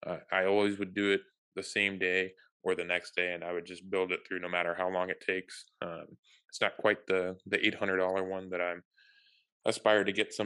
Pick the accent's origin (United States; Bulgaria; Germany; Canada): Germany; We did not have that in growing up in Germany